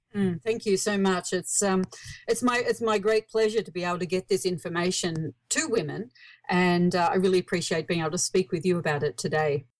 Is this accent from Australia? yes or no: yes; Australia; accent: Australian; I live in Australia. You might hear from my accent.